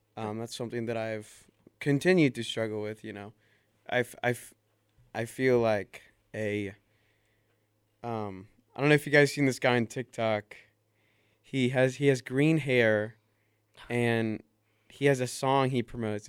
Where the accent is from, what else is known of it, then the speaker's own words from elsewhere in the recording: Tuscaloosa, Alabama, United States; my hometown, Tuscaloosa, Alabama